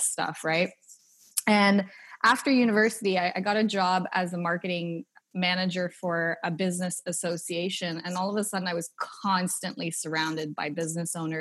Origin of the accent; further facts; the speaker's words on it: Canada; moved away as an adult; now in Australia; I was raised in Canada and never really had an entrepreneurial background.